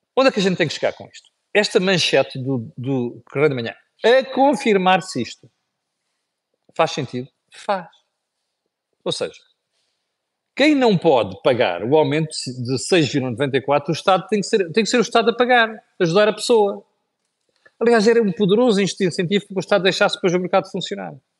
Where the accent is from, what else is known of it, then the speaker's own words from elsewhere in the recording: Portugal; Nós, como portugueses